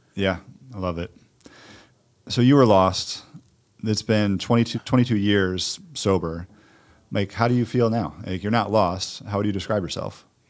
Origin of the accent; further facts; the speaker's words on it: Detroit, Michigan, United States; I'm from Detroit